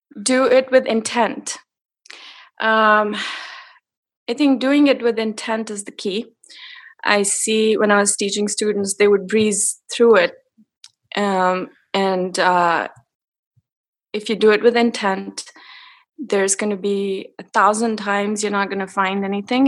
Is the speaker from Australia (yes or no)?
no; India; moved away as an adult; I grew up in India